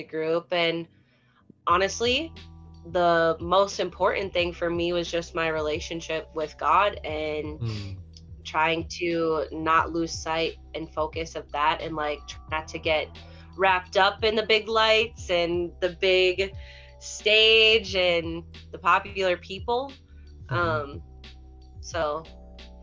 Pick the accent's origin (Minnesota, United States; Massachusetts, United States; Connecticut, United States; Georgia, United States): Minnesota, United States; St. Paul; the St. Paul show, because it was my hometown